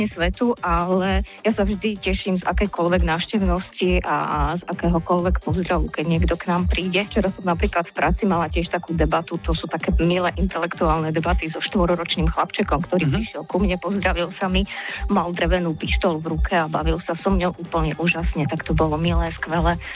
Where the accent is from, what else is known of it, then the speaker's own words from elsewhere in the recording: Dudince, Banská Bystrica Region, Slovakia; now in Galanta, Slovakia; bývam v Galati 15 rokov, pochádzam z Dudine, pracujem v Senci